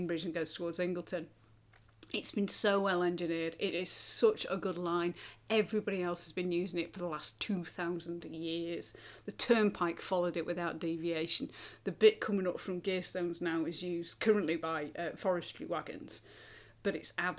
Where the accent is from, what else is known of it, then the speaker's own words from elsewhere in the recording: United Kingdom; we're all British